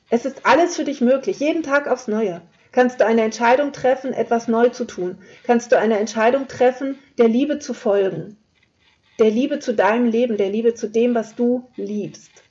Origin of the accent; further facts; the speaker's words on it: Lower Saxony, Germany; Ich komme aus dem Flachland, also Niedersachsen hat jetzt eher weniger, weniger Berge.